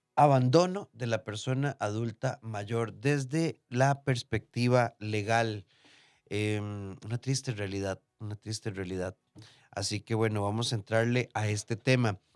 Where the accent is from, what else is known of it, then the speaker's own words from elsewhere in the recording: Costa Rica; de Costa Rica